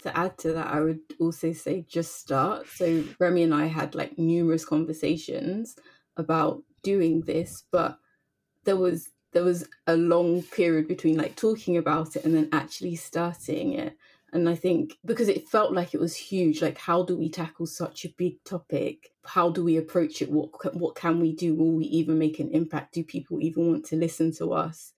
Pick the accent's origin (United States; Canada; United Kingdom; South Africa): United Kingdom; London; growing up in London, obviously it's multicultural